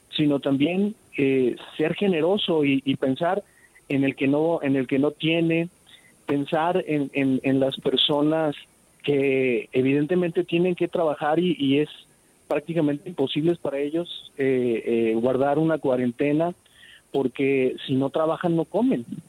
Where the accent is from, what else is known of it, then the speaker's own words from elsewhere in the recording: Mexico; Nosotros como mexicanos somos eh, gente que reacciona rápido en el caos